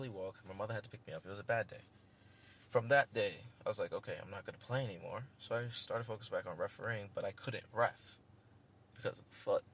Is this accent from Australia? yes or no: no; New York City, New York, United States; I'm from Queens. I'm like the Queens guy.